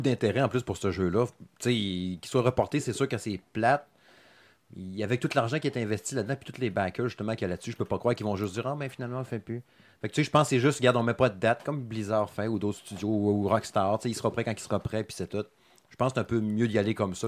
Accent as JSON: {"language": "French", "town": "Saguenay", "region": "Quebec", "country": "Canada", "tie": "born or raised there", "said": "je suis natif du Saguenay."}